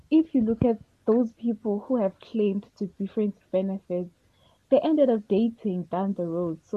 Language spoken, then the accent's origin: English; eDube, KwaMashu, KwaZulu-Natal, South Africa; from Edube.